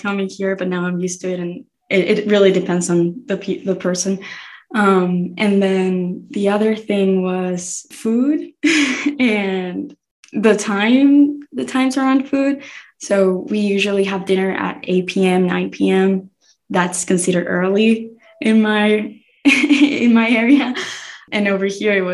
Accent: Rosario, Santa Fe, Argentina; moved away as an adult; also born or lived in Buenos Aires; now in United States; So I was born in the capital city, Buenos Aires, and then I moved when I was like 8 years old to Rosario, which is like the third largest city in the country.

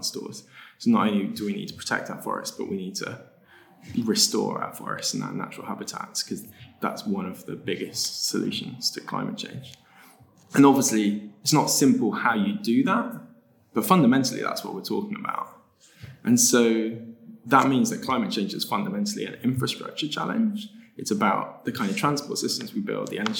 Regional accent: United Kingdom; the UK, my home country

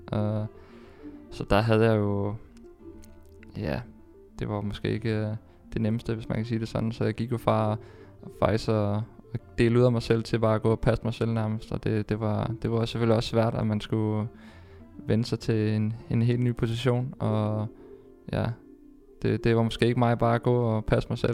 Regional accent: Denmark; moved away as an adult; hjemme i Danmark

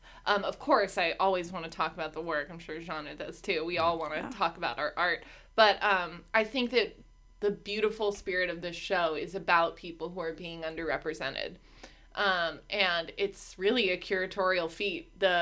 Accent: Van Nuys, California, United States; Because I'm from here. I'm from the San Fernando Valley. Grew up in Van Nuys and then later Woodland Hills.

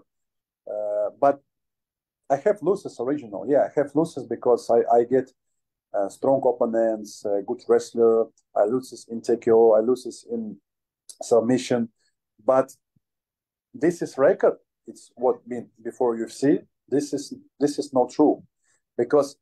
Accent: Ukraine; English is a second language; I'm from Ukraine. I have good bad situation in my country.

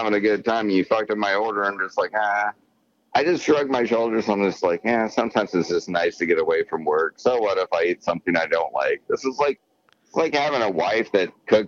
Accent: United States; I'm just American, but that's my heritage. But I was born here

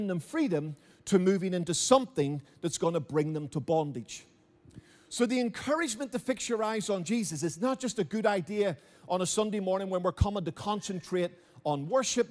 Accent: Belfast, Northern Ireland, United Kingdom; Now I grew up in Belfast. My mother and father raised me in Belfast

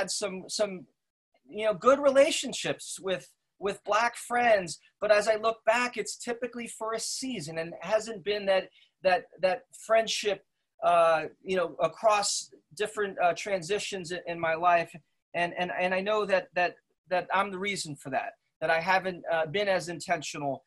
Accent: West Caldwell, New Jersey, United States; I grew up in Essex County in West Caldwell, a predominantly white community, son of Swiss immigrants

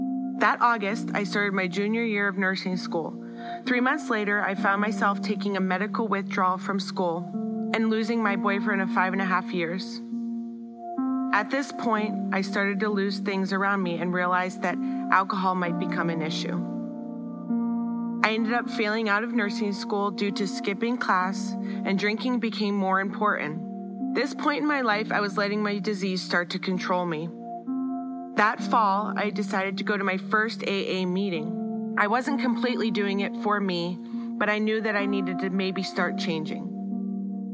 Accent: North Carolina, United States; also born or lived in Erie, Pennsylvania; When I was a kid, my family moved to North Carolina, and in 4 years, I went to 3 different elementary schools

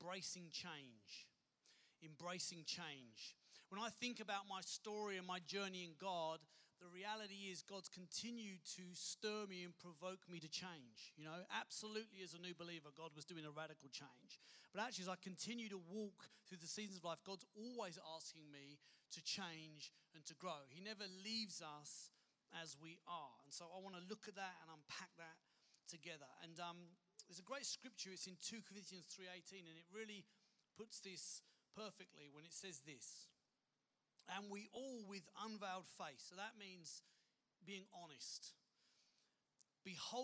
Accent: United Kingdom; moved away as an adult; also born or lived in London / Kent / Dorset; now in Perth, Australia; I grew up in London and Kent in the UK.

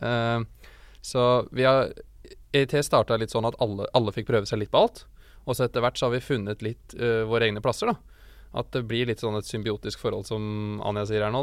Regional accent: Hamar, Innlandet, Norway; jeg kommer fra Hamar

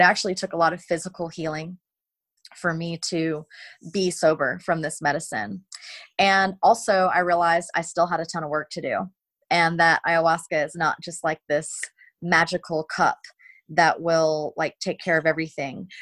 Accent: South Carolina, United States; I was raised in South Carolina in America

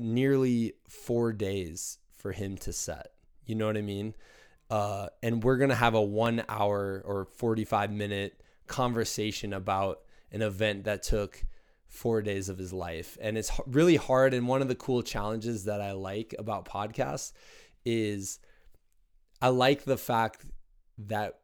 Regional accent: Muscatine, Iowa, United States; eastern Iowa in my hometown of Muscatine

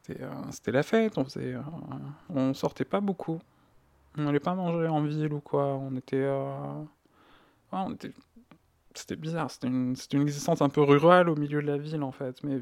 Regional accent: Greece; born there; Euh, moi, je suis né en Grèce.

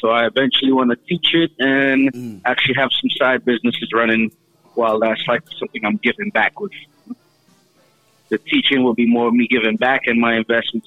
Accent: United States; also born or lived in Costa Rica; now in Brooklyn, United States; I am American born and Costa Rican descent

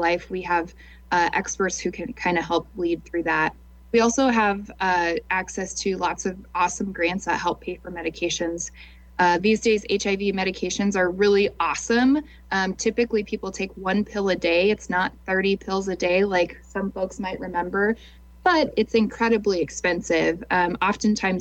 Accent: Lincoln, Nebraska, United States; also born or lived in Omaha, Nebraska; I'm from Lincoln, and so there was an opportunity to work in the Lincoln office

